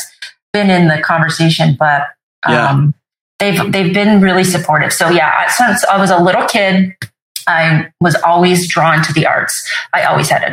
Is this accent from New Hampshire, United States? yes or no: yes; Vermont, then New Hampshire, United States; also born or lived in Sicily, Italy; I was born in Sicily. And then when I was about 18 months, they decided to move back. He was honorably discharged from the Navy and my parents moved to Vermont. And they first moved to Vermont and then eventually to New Hampshire.